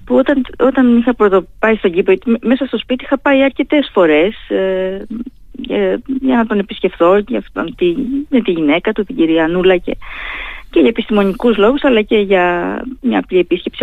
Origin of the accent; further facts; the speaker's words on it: Heraklion, Crete, Greece; now in Thessaloniki, Greece; συνδέομαι έτσι με το Ηράκλειο την πατρίδα μου